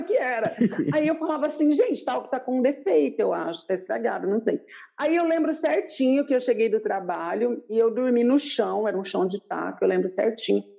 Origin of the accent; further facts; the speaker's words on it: Paraná, Brazil; now in Paulínia, Brazil; Eu sou do Paraná